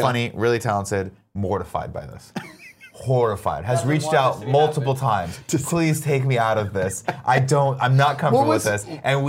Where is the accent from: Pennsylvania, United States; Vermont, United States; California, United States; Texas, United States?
California, United States; Riverside; I grew up in Riverside